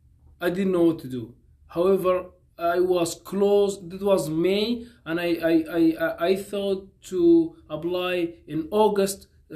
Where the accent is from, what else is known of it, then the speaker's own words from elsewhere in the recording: Sudan; moved away as an adult; also born or lived in Egypt; now in United States; I am from Sudan originally.